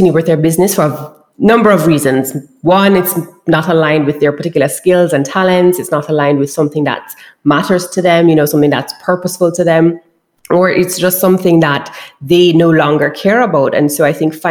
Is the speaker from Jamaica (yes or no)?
yes; Kingston, Jamaica; I am from Kingston, Jamaica. So that's a part of the island that I'm from and I grew up in.